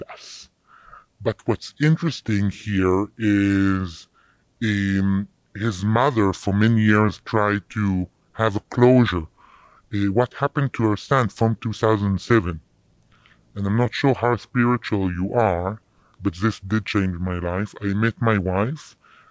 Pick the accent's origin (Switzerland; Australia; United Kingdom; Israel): Israel; Jerusalem, Jerusalem District; moved away as an adult; also born or lived in South Africa; now in United States; I grew up in Jerusalem.